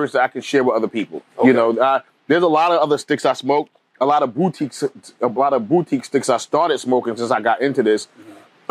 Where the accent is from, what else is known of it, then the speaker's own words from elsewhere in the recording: New York City, New York, United States; also born or lived in Italy; I grew up in Bed-Stuy in the 80s and 90s